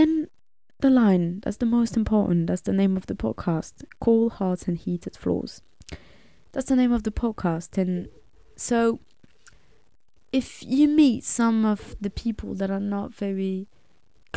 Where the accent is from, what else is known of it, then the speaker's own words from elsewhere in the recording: suburbs of Paris, Île-de-France, France; I was born and raised in France. Lived there my whole life in the suburbs of Paris.